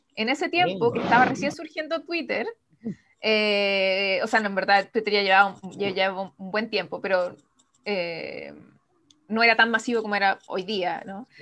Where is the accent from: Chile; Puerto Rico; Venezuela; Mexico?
Chile; sigo siendo la chilena más joven en firmar un contrato de edición internacional